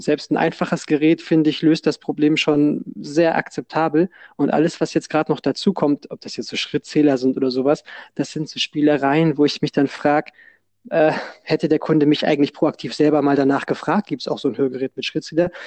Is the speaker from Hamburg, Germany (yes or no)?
yes; Hamburg, Germany; bei uns in Hamburg sagt man immer